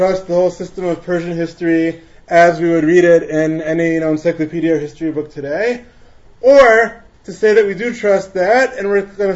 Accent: Teaneck, New Jersey, United States; I grew up in Teaneck

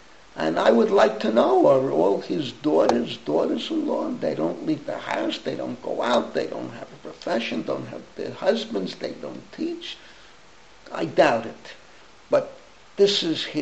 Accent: New York City, New York, United States; also born or lived in East Flatbush; now in Israel; I grew up in the Bronx

